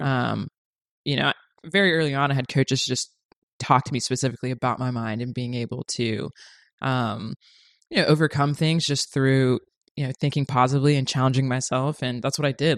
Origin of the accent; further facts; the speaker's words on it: Orlando, Florida, United States; moved away as an adult; now in Los Angeles, United States; originally from Orlando, Florida, born and raised